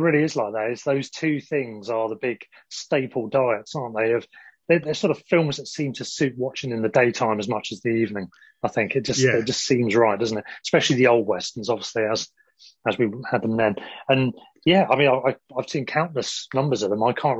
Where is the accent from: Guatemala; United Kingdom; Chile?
United Kingdom; England; even us growing up in England